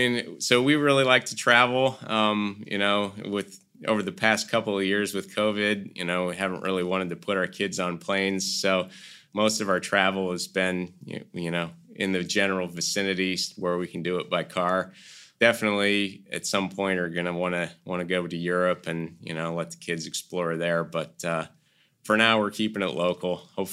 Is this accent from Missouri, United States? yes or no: yes; Kansas City, Missouri, United States; now in North Carolina, United States; But I was born and raised on Kansas City barbecue, and it's just not the same here.